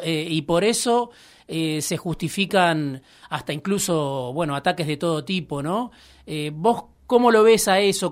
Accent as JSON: {"language": "Spanish", "town": "Baradero", "region": "Buenos Aires Province", "country": "Argentina", "tie": "born or raised there", "said": "en, mi pueblo, en Varadero, jugaba al fútbol"}